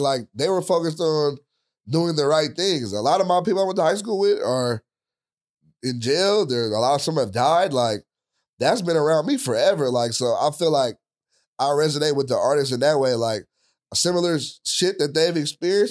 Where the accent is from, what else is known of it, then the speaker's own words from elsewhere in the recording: Richmond, California, United States; where I grew up, I, I'm from Richmond, it wasn't the best